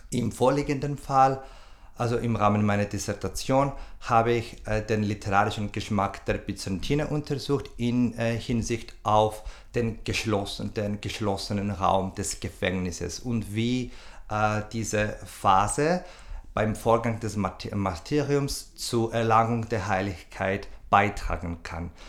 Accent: Cyprus; moved away as an adult; now in Vienna, Austria; Ich komme aus Zypern, wo ich mein Bachelorstudium abgeschlossen habe. Seit ähm, zwei, äh, 2012 bin ich, wohne und arbeite ich in Wien.

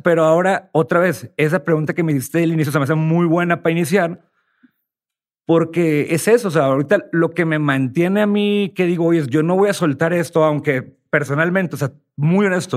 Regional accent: Sinaloa, Mexico; moved away as an adult; also born or lived in Houston, United States / Los Mochis; yo soy de Sinaloa.

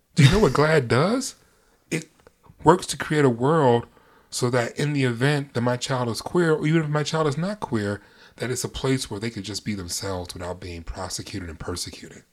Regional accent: New York, United States; I'm from New York

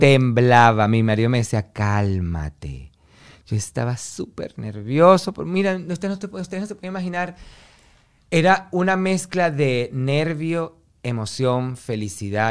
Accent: Venezuela; moved away; que yo me vaya de Venezuela, porque en mi pueblo es un pueblo pequeño

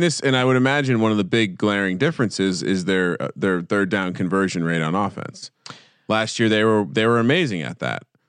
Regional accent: New Jersey, United States; I grew up in New Jersey

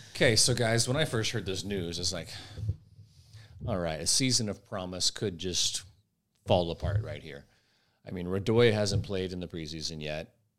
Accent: St. Louis, Missouri, United States; We're both from Saint Louis

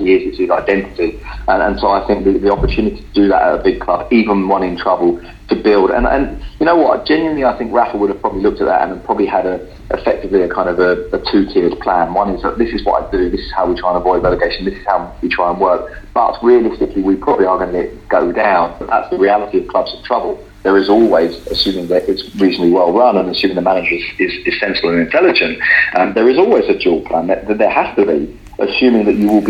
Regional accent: London, United Kingdom; now in Spain; I say this as a Londoner and removed a little bit from Newcastle

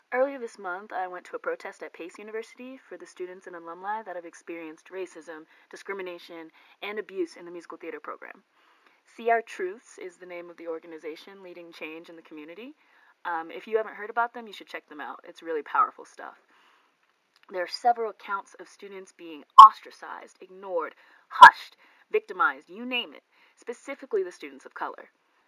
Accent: Ohio, United States; Growing up in Ohio, I went to public school.

